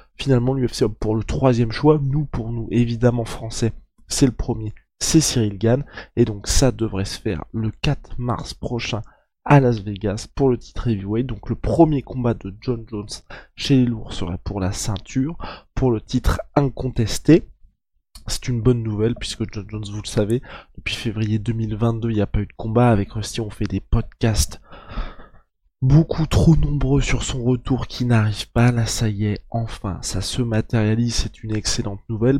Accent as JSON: {"language": "French", "country": "France", "said": "en tant que Français"}